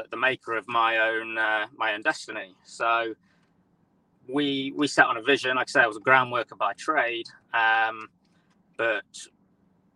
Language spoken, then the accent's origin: English; near Nottingham, East Midlands, United Kingdom; We're from the Midlands. Not too far from Nottingham.